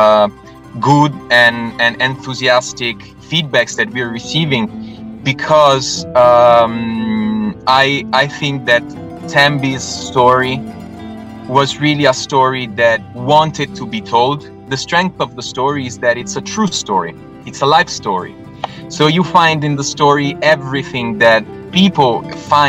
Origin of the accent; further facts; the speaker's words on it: Rome, Lazio, Italy; I was born and raised in Rome